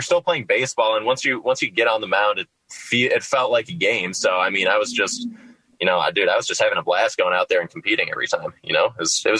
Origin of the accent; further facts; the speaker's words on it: Minnesota, United States; moved away; I'm from Minnesota originally